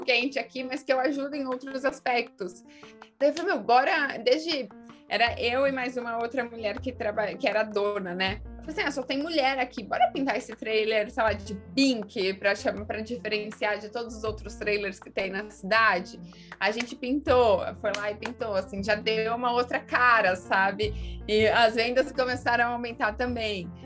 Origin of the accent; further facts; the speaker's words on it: Pedreira, São Paulo, Brazil; sou do, do, interior de São Paulo, de uma cidade chamada Pedreira